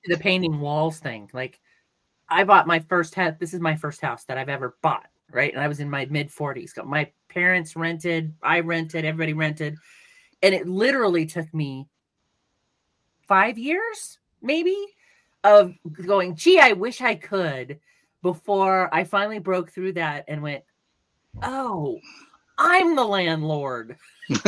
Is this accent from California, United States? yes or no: yes; California, United States; also born or lived in Denver; now in New Mexico, United States; I'm from California